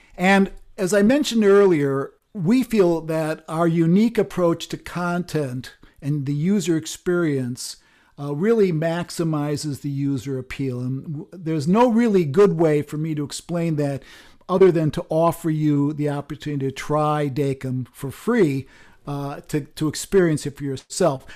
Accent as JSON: {"language": "English", "town": "Chicago", "region": "Illinois", "country": "United States", "tie": "born or raised there", "said": "I grew up in Chicago"}